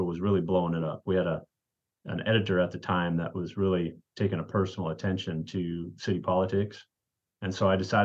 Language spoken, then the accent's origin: English; South Dakota, United States; now in Hermiston, United States; I grew up in South Dakota. That's where I was born.